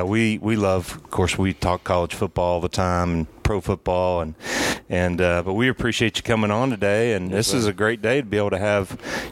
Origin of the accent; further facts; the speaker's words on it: Conyers, Georgia, United States; Obviously, being a Braves fan, growing up in Conyers, and getting to know him a little bit.